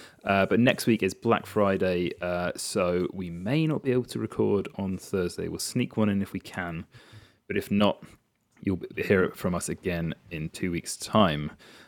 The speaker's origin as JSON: {"language": "English", "country": "United Kingdom", "said": "As is tradition, we're British, so we will complain about the weather."}